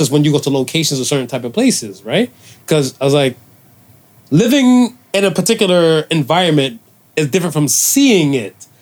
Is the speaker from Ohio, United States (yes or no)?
yes; Cleveland, Ohio, United States; now in Toronto, Canada; I'm from Cleveland